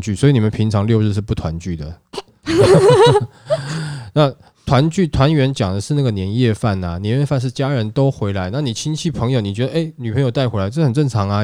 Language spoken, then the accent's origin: Chinese; Hsinchu, Taiwan; moved away; 我是新竹人呐，我老家是在新竹啦